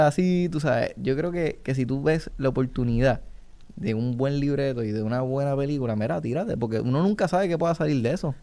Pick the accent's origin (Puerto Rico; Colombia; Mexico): Puerto Rico; aquí como país